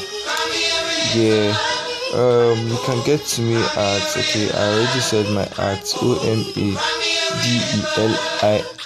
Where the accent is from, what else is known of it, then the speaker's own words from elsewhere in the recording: Edo, Nigeria; now in Delta State, Nigeria; I'm from Edo State, Nigeria